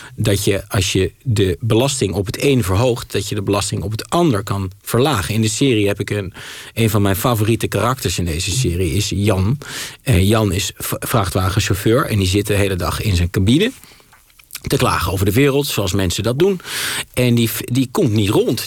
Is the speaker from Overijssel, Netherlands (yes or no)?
yes; Twente, Overijssel, Netherlands; ik voetbal gewoon als een gezonde Twentse jongen